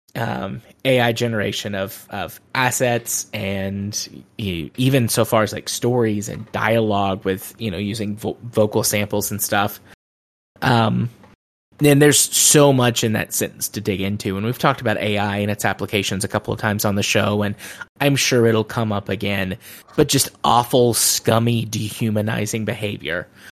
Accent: United States; especially as an American

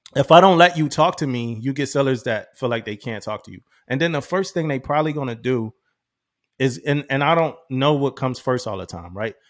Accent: Philadelphia, Pennsylvania, United States; moved away as an adult; growing up in Philly

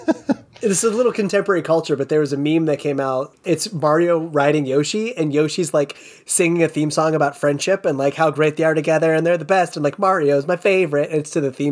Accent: United States; For me as this American child to get this game.

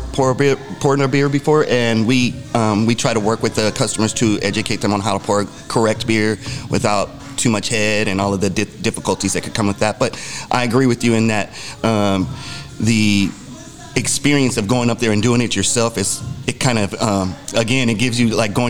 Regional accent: Arizona, United States; I'm from Arizona, born and raised

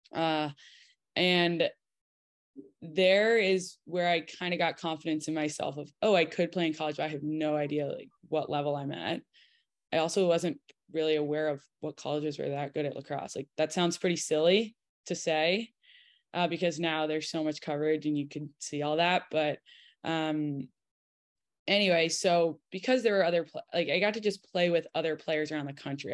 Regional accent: Connecticut, United States; moved away; I'm from Connecticut

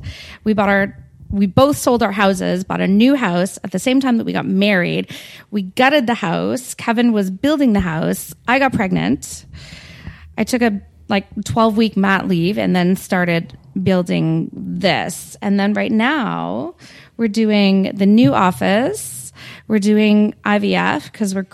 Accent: Stouffville, Ontario, Canada; now in Toronto, Canada; I grew up in Stouffville, so I mean, I know York

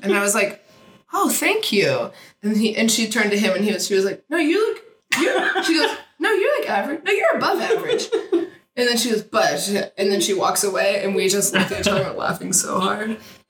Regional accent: Houston, Texas, United States; now in Austin, United States; I grew up in Houston, and honestly, I'm trying to remember if I ever went to Pride there, but I spent most of my, like, out youth life in Houston

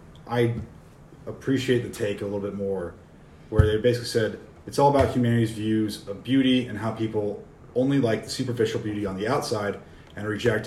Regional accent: United States; I'm American.

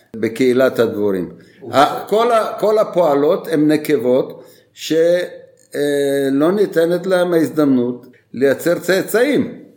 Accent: Bulgaria; now in Israel; כילד שגדלתי בבולגריה בתקופה של השלטון הקומוניסטי

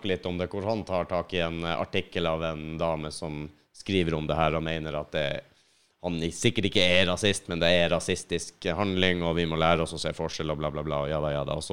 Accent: Finnmark, Norway; Jeg er ikke nordlending engang, jeg er fra Finnmark.

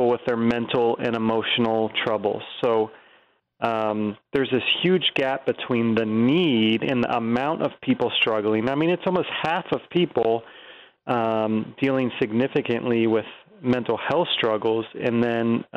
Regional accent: Virginia, United States; I grew up in Virginia and grew up going to church

